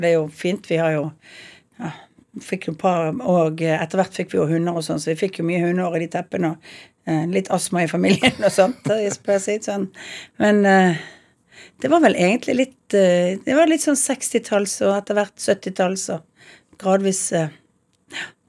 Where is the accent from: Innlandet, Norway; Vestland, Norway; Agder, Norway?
Vestland, Norway; Bergen; Jeg er født på Arna, og så er jeg oppvokst i begynnelsen av Åsterveien